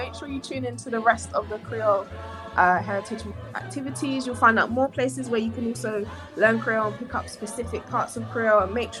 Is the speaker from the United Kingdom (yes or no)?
yes; United Kingdom; us being British born